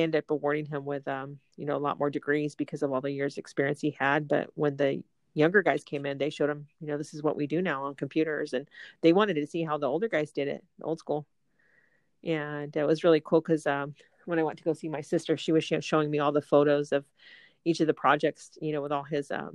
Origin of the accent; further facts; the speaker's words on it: Southern California, United States; growing up in Southern California